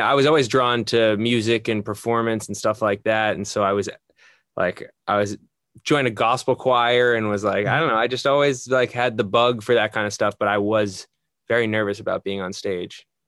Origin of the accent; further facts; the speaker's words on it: just outside New York City, United States; moved away as an adult; now in Los Angeles, United States; Born and raised just outside New York City.